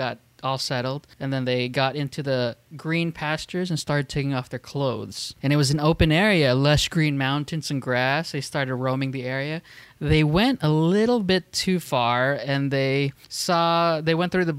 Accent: Southern California, United States; we're from SoCal

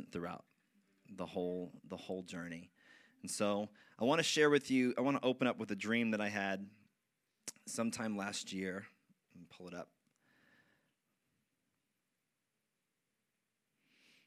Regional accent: Wyckoff, New Jersey, United States; the church that I grew up in Wyckoff. And I had attended that church for pretty much 15, 16 years

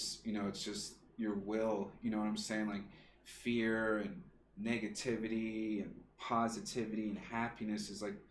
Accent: the South, United States; moved away; we're from the South

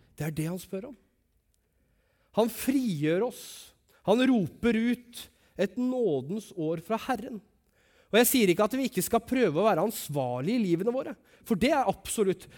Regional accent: Langesund, Telemark, Norway; moved away; når jeg bodde hjemme i Langesund

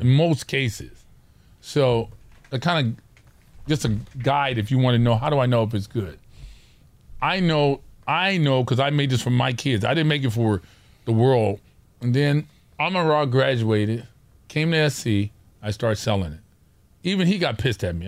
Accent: Orange County, California, United States; we're from Orange County

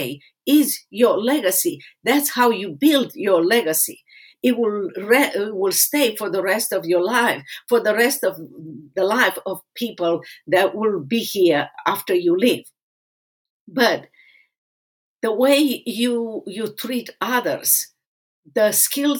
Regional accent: Romania; moved away as an adult; now in United States; I suffer in that place in Romania as a kid and as a teenager

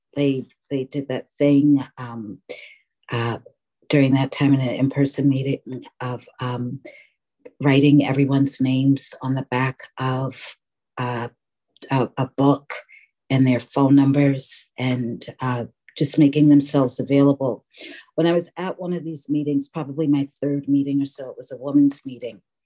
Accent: New York City, New York, United States; now in Oakland, United States; I was born and raised in New York City.

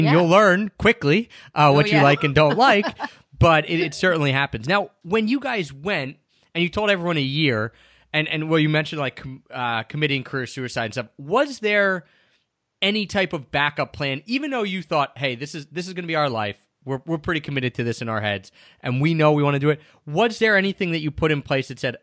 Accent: East Coast, United States; moved away as an adult; also born or lived in Japan; I grew up on the East Coast

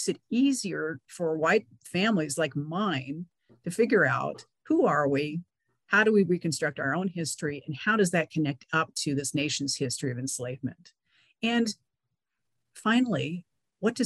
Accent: California, United States; I grew up in California

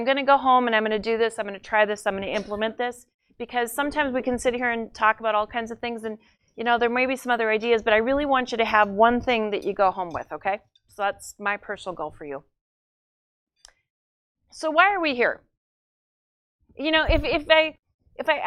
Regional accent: North Dakota, United States; I'm from North Dakota

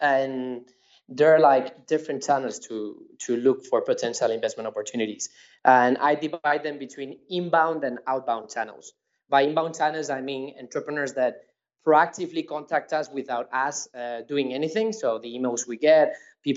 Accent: Madrid, Community of Madrid, Spain; I was born and raised in Madrid

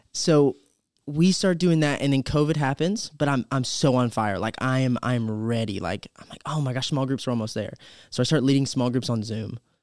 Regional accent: Campobello, South Carolina, United States; born in Campobello, South Carolina.

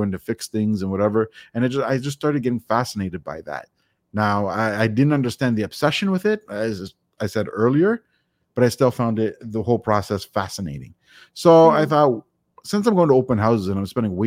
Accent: Toronto, Ontario, Canada; I am from Toronto, Ontario, Canada

